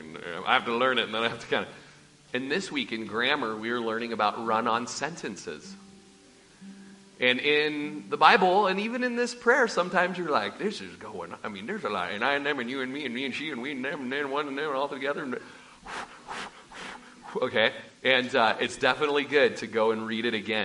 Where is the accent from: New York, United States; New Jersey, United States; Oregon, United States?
Oregon, United States; Klamath Falls; moved away; I'm from South Po Valley by Bonanza in Klamath Falls, Oregon. It's where we had a large family ranch